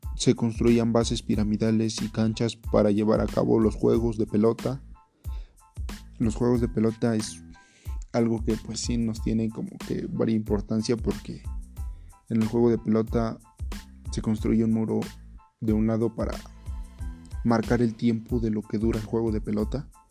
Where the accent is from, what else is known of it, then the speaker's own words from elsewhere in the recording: Mexico; somos mexicanos